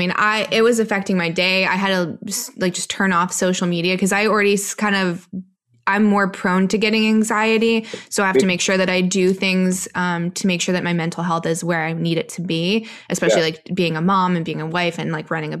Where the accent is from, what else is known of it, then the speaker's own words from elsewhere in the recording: California, United States; My dad was a cop. So, and we were raised in California